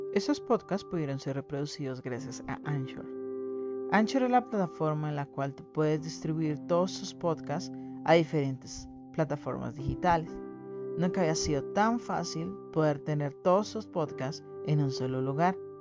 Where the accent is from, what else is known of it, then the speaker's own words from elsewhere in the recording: Colombia; como colombiano